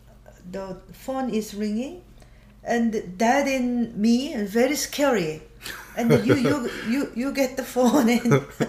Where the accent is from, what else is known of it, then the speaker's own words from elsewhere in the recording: South Korea; moved away; I was born in South Korea.